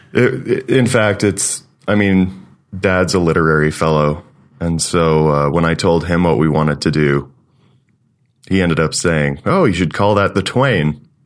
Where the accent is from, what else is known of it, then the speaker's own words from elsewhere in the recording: Eastern Ontario, Canada; moved away as an adult; also born or lived in London, Ontario; now in Calgary, Canada; I grew up in Eastern Ontario, went to school in Eastern Ontario, and then moved out west to Calgary.